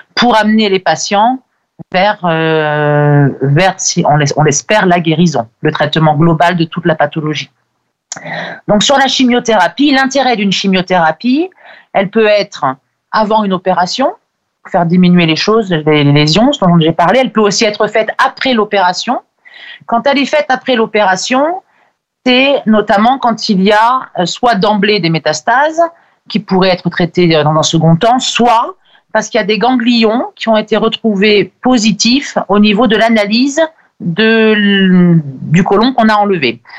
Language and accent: French; France; chez nous en France